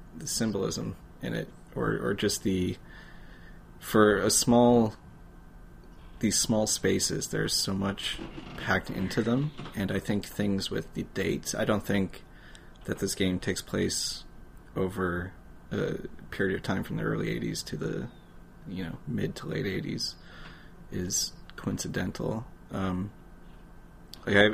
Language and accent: English; Canada; as a Canadian, you're used to looking at other countries